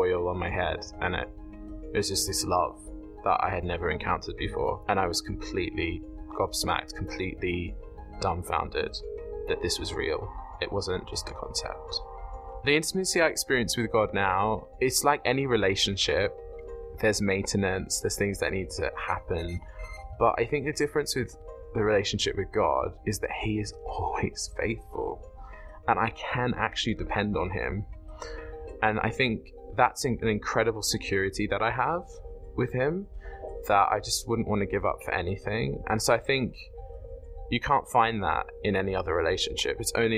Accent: Sydney, New South Wales, Australia; born or raised there; moved away as an adult; now in Oxford, United Kingdom

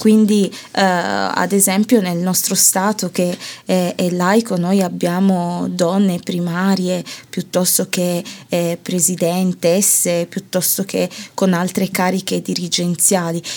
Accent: Italy; io sono una finta ganese nel senso che di mm. origine, mm. ma poi eh, sono cresciuta e ho vissuto tutta la mia vita in Italia

